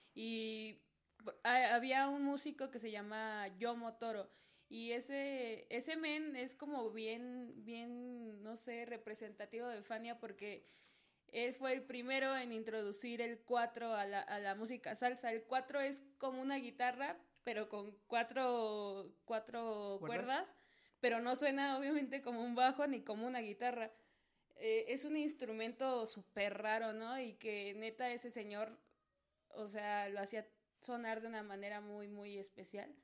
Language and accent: Spanish; Mexico City, Mexico; Nací aquí, nací en Azcapo, de hecho. Estoy en mis tierras chintololas.